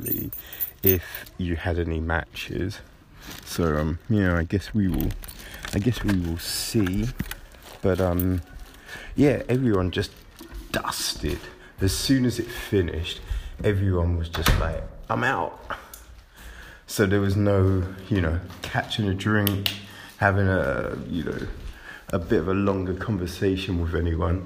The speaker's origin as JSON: {"language": "English", "area": "Kent", "region": "South East England", "country": "United Kingdom", "tie": "born or raised there", "said": "I grew up in Kent."}